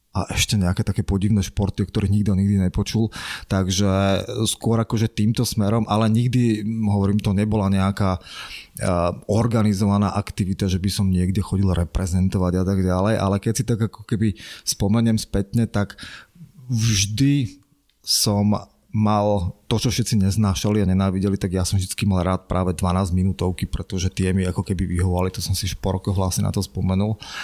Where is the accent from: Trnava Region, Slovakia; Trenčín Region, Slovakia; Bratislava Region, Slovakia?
Trenčín Region, Slovakia; Trenčín; ja som z Trenčína